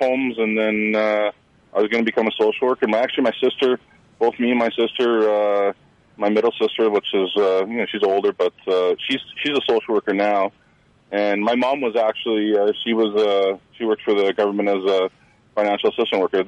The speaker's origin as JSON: {"language": "English", "town": "Williams Lake", "region": "British Columbia", "country": "Canada", "tie": "born or raised there", "moved": "as an adult", "lives_now": "Prince George, Canada", "said": "I'm originally from Williams Lake. My family grew up in Williams Lake, and I graduated high school in Williams Lake."}